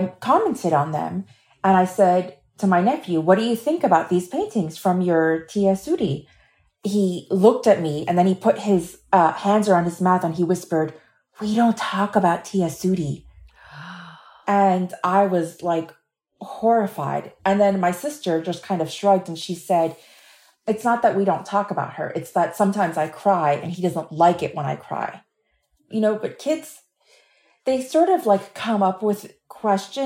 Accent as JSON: {"language": "English", "town": "Miami", "region": "Florida", "country": "United States", "said": "I am a writer from Miami"}